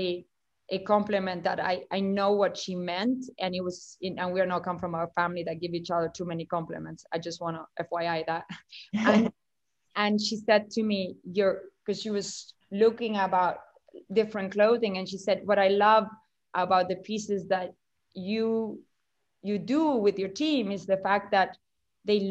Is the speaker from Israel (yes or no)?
no; Uruguay; moved away; I grew up in South America